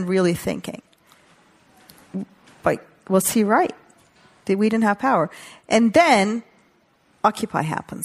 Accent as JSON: {"language": "English", "country": "Turkey", "tie": "born or raised there", "also_born_or_lived": "New York", "moved": "yes", "said": "I grew up in Turkey"}